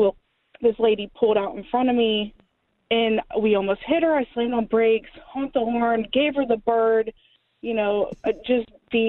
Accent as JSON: {"language": "English", "town": "Clemson", "region": "South Carolina", "country": "United States", "said": "I'm from Clemson, South Carolina. It is such a small town. It's growing now that we're the national championship winners for football."}